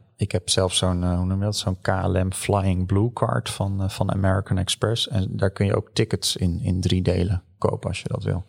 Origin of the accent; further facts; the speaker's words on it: Netherlands; als Hollanders